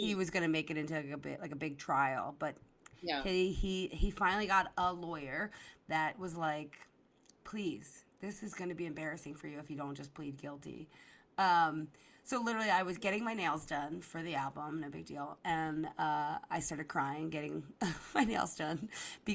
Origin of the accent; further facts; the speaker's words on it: Delco, Philadelphia, Pennsylvania, United States; Delco is just like, it's a very feisty, fun place to grow up